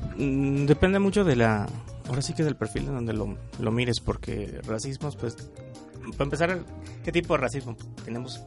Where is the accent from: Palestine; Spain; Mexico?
Mexico; Michoacán; soy de Michoacán y de repente estoy en la Ciudad de México